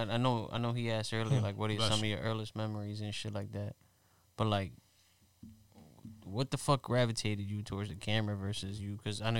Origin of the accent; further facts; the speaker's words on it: Philadelphia, Pennsylvania, United States; we're from North Philly